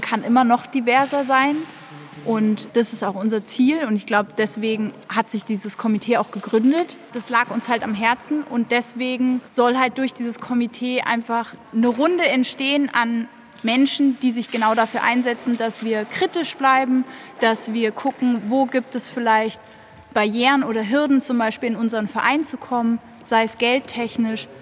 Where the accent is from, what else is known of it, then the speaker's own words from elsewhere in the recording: Berlin, Germany; now in Munich, Germany; Ich komme aus Berlin und bin nach München gezogen